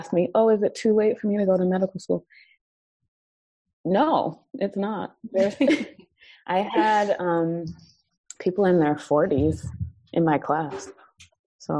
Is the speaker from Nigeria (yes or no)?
yes; Nigeria; being Nigerian